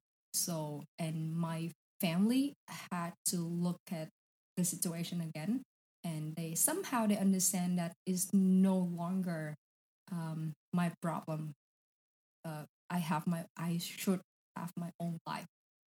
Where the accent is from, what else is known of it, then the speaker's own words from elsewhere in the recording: Saigon, Ho Chi Minh City, Vietnam; It's, you know, Saigon is like crazy, crazy place.